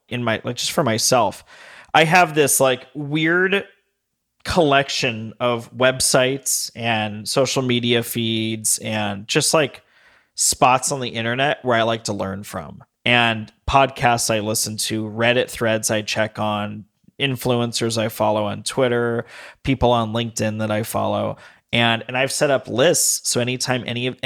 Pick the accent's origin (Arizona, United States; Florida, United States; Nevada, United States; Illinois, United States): Nevada, United States; Las Vegas; also born or lived in Denver; now in Long Beach, United States; I grew up in Vegas where everything's kind of new. Moved to Denver.